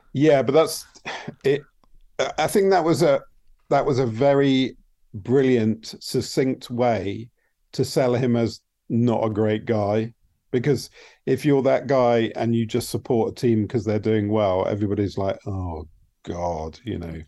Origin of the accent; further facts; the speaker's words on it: United Kingdom; I might not know so well as a Brit